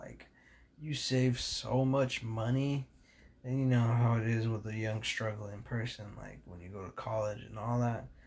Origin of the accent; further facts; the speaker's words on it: California, United States; I'm from California.